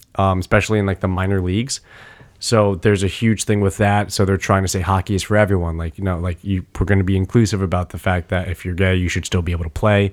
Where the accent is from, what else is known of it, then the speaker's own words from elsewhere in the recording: United States; as an American who fell in love with hockey in middle school